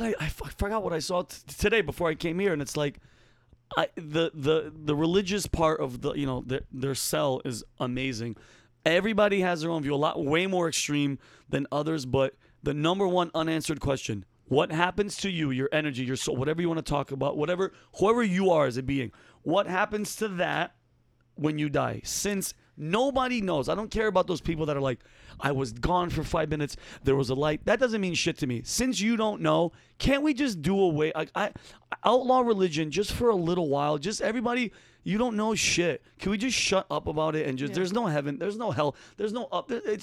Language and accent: English; Yonkers, New York, United States; I'm from Yonkers. Me, my brother, my sister were born in Yonkers, New York.